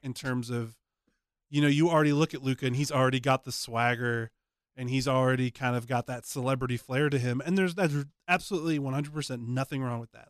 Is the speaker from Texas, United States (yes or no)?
yes; Dallas, Texas, United States; moved away as an adult; when I moved away from Dallas for the first time in my life